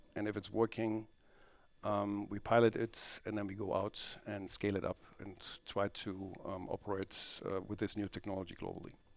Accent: Krefeld, North Rhine-Westphalia, Germany; Crayfield is actually my hometown

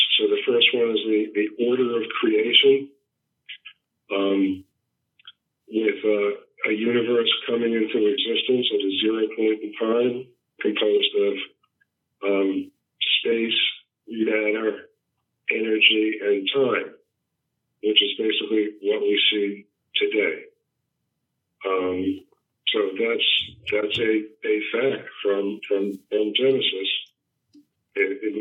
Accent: New York, United States; I'm from New York, born and raised.

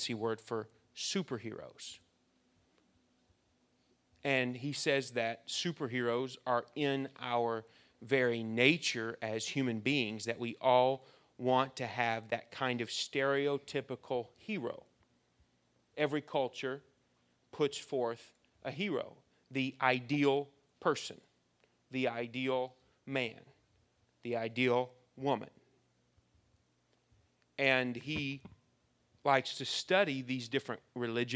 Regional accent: United States; We are American young people

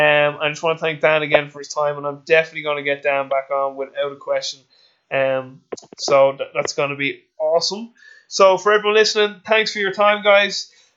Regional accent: Ireland; I'm an Irish person who does not drink.

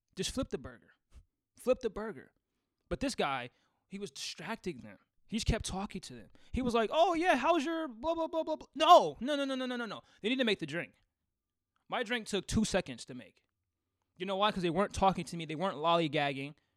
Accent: Seattle, Washington, United States; I'm from Seattle

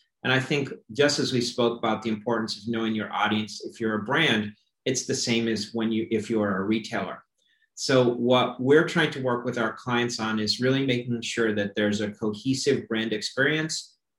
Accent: Florida, United States; When we look at my home state of Florida, for example, and we see Planet 13 coming into the market

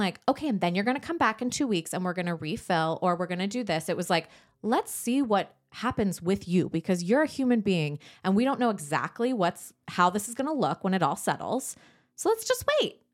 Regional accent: San Diego, California, United States; moved away; I grew up in San Diego.

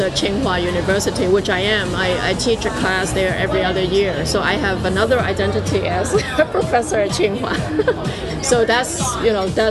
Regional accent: Hong Kong; moved away as an adult; now in United States; I was born in Hong Kong, I was raised in Hong Kong, I went to the US for my graduate studies, and I'm now based in the US

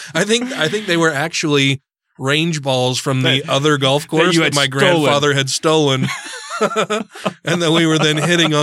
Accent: Brigham City, Utah, United States; I was born in Brigham City. My parents lived there. My grandparents, a bunch of my family still lives there. And it was just this tiny little podunk town with like one grocery store, one or two restaurants, tiny, like small town America.

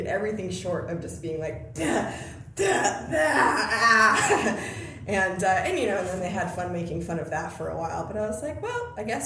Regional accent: Washington, United States; now in Los Angeles, United States; I'm from, Washington. I went to UPS.

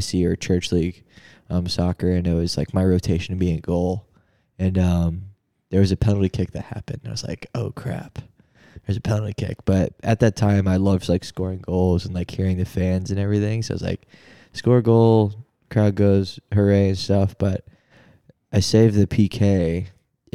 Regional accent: Kirkwood, Missouri, United States; moved away; I'm from St. Louis, Missouri, St. Louis County, a little town called Kirkwood.

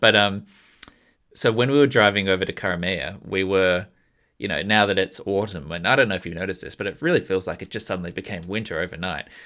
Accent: Australia; an Australian citizen

